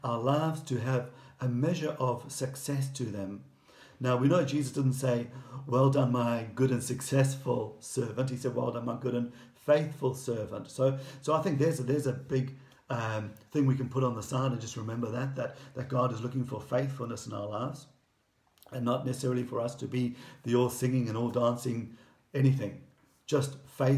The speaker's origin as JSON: {"language": "English", "town": "Durban", "region": "KwaZulu-Natal", "country": "South Africa", "tie": "born or raised there", "moved": "as an adult", "said": "having grown up in Durban and with British grandparents"}